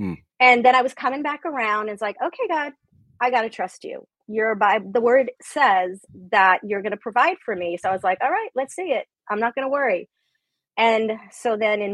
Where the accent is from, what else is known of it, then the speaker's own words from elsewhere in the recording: New York, United States; I'm Italian from New York